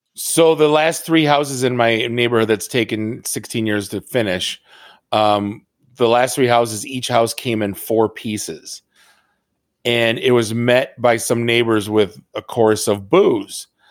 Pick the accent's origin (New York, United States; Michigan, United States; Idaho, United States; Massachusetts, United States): Michigan, United States; Detroit; also born or lived in Oakland County, Michigan; I'm from Detroit